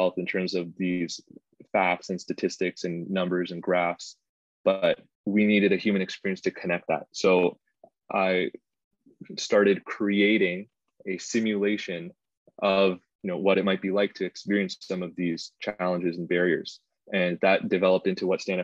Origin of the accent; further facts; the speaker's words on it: Toronto, Ontario, Canada; I grew up in Scarborough